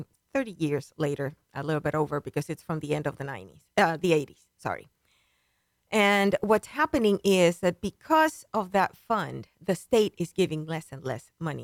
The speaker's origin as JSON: {"language": "English", "country": "Dominican Republic", "tie": "born or raised there", "also_born_or_lived": "Washington, D.C., United States", "moved": "yes", "lives_now": "Montgomery County, Texas, United States", "said": "I was born and raised in the Dominican Republic, spent most of my time in my grandparents' farm"}